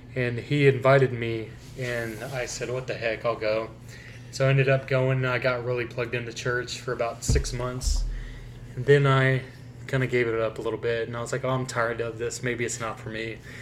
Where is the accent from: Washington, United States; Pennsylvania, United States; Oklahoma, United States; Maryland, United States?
Oklahoma, United States; McAlester; It was called Shady Grove Missionary Baptist Church, where I'm from in Oklahoma